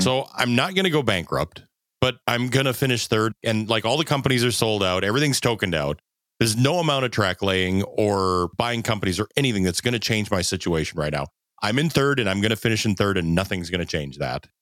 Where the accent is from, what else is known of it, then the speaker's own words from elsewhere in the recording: southern Minnesota, United States; I'm from southern Minnesota and the Chicago Northwestern went right through my hometown